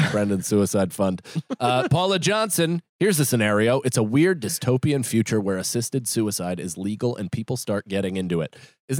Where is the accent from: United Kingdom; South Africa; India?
United Kingdom; Northern Ireland; But no, usually they I'm from Northern Ireland.